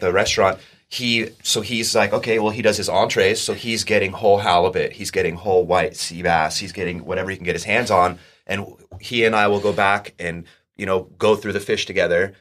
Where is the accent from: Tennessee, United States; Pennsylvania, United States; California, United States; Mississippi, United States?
California, United States; Oceanside; I grew up in Oceanside